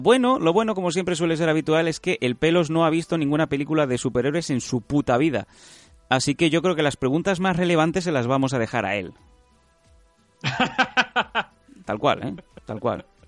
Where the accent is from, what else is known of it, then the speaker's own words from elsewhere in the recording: Catalonia, Spain; accent: Catalan; el catalán, por mi zona, el inglés y tal